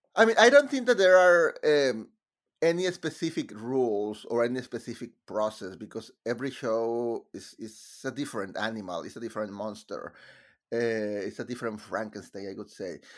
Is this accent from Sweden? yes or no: no; Mexico; English is a second language; moved away as an adult; now in United States; in Mexico I was writing musicals about about subjects related with my country